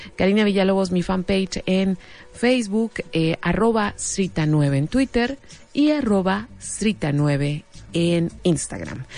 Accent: Mexico

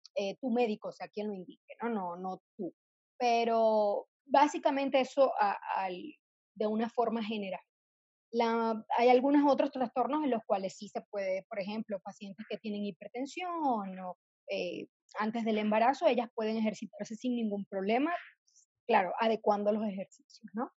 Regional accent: Venezuela; moved away as an adult; now in Mexico City, Mexico; yo soy venezolana, soy ginecólogo obstetra, me formé allá en Venezuela y vine a Ciudad de México, donde resido actualmente

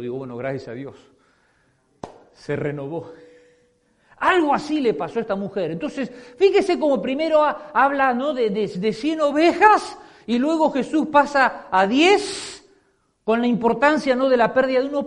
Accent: Argentina; moved away; Como decimos en mi país

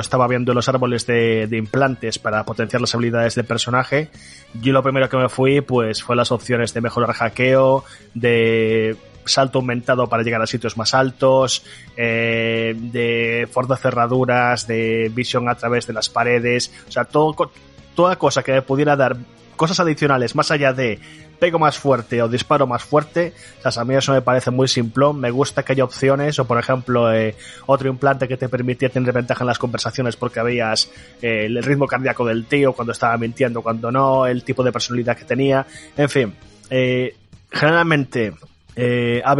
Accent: Galicia, Spain; como buen gallego, claro que sí.

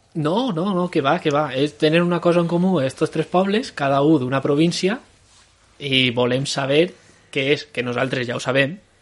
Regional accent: La Torre de les Maçanes, Valencian Community, Spain; now in Madrid, Spain; m'ha criat, criat a, eh, al poblet de la Torre de les Massanes

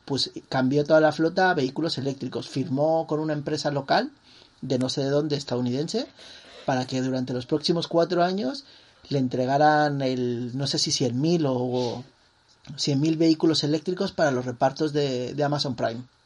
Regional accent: Mexico; como mexicanos

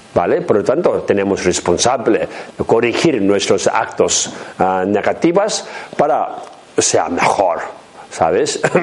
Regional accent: Tibet, China; Spanish is a second language; moved away; mi pueblo donde he nacido en Tíbet

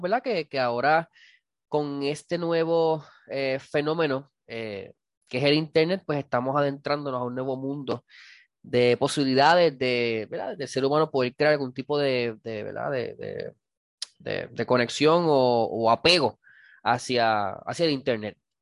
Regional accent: Cidra, Puerto Rico; como decimos en, Sidra, en mi pueblo

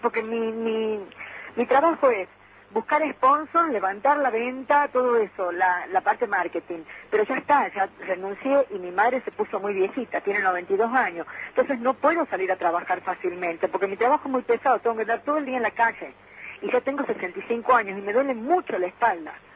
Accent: Córdoba, Argentina; now in Tucumán, Argentina; soy de Córdoba, pero estoy viviendo en Tucumán

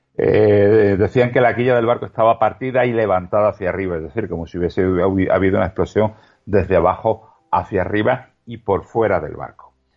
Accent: Spain; como español

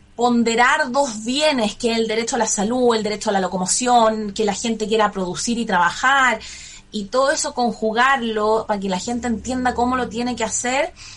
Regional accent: Santiago, Santiago Metropolitan Region, Chile; Yo nací en Santiago el año 84, tengo 36 años.

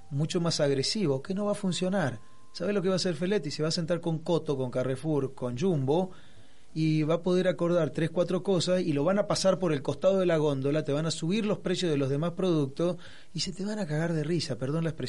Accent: Resistencia, Chaco, Argentina; moved away as an adult; now in Buenos Aires, Argentina; tengo 28 años en la capital y 18 años, algo así, o 16 en Resistencia Chaco.

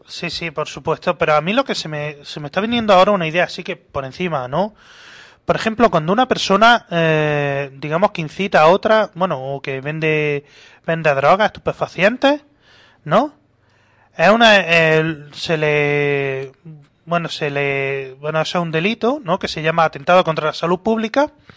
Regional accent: Granada, Andalusia, Spain; como granadino que soy

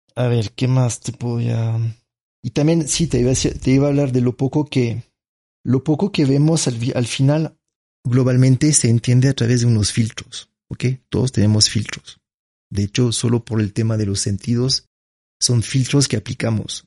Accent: France; Spanish is a second language; moved away as an adult; now in Ecuador; nací en Francia

